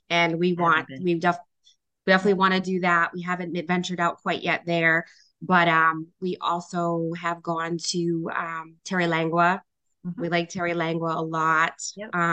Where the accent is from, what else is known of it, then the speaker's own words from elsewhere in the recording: India; culturally for us Rafael being Puerto Rican and me being Indian right.